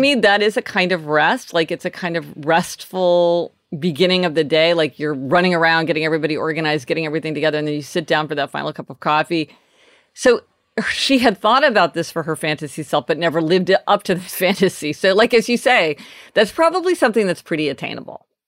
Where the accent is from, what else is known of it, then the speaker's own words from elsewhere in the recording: Kansas City, Missouri, United States; moved away as an adult; now in New York City, United States; today I am in my hometown of Kansas City with my family